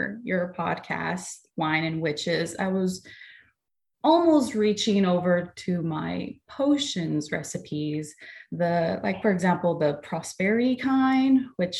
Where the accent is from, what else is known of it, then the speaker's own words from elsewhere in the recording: Los Angeles, California, United States; moved away as an adult; now in Alabama, United States; I was born and raised in Los Angeles